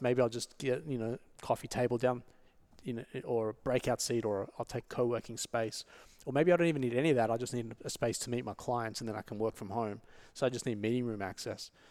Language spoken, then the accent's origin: English; Sydney, New South Wales, Australia; moved away as an adult; now in Los Angeles, United States; I was born and raised in Sydney